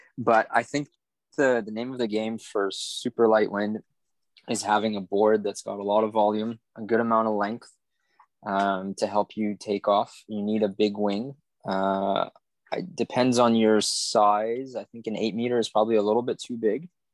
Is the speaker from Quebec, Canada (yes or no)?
yes; Montreal, Quebec, Canada; moved away as an adult; now in Martinique; I'm living in Martinique at the moment, which is in the Caribbean. I'm from Montreal before